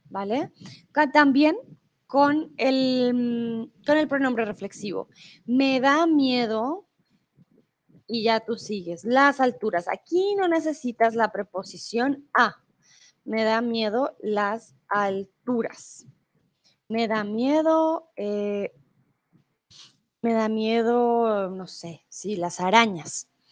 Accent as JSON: {"language": "Spanish", "country": "Colombia", "also_born_or_lived": "Mexico", "moved": "yes", "lives_now": "Germany", "said": "Soy de Colombia. Comúnmente vivo en Alemania"}